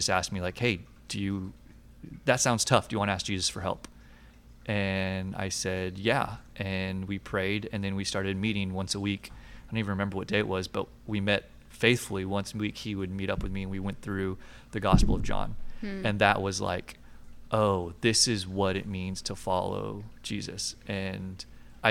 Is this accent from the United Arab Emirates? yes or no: no; Richardson, Texas, United States; also born or lived in Houston; I'm from the Dallas area originally. Grew up in Richardson, graduated from Richardson High School